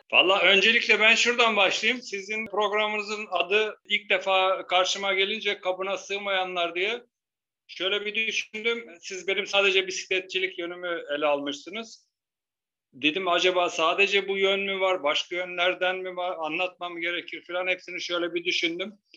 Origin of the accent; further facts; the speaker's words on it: Turkey; biz Türk'üz